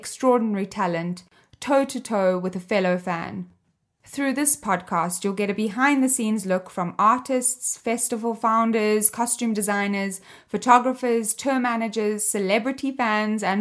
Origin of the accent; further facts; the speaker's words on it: Cape Town, Western Cape, South Africa; I grew up in Cape Town, South Africa.